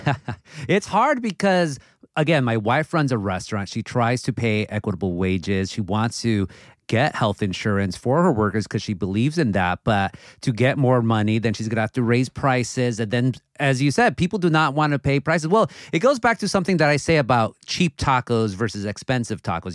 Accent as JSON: {"language": "English", "region": "Southern California", "country": "United States", "tie": "born or raised there", "said": "growing up in Southern California"}